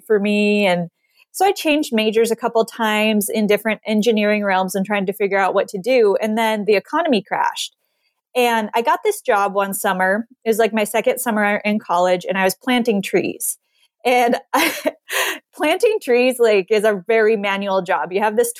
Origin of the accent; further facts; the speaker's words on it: Montana, United States; I grew up in Montana.